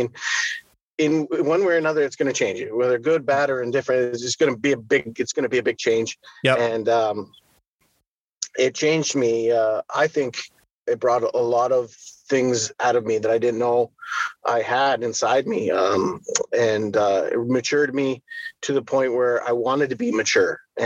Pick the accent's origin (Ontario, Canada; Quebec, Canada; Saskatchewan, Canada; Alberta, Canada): Alberta, Canada; Edmonton; I was born and raised in Edmonton, Alberta